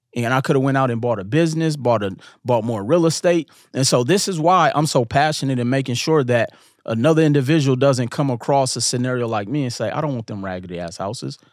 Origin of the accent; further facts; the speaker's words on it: Milwaukee, Wisconsin, United States; growing up in Milwaukee